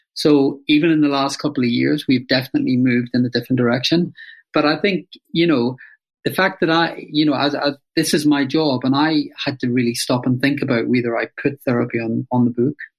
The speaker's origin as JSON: {"language": "English", "town": "Belfast", "region": "Northern Ireland", "country": "United Kingdom", "tie": "born or raised there", "said": "I grew up in Northern Ireland during the Troubles in Belfast"}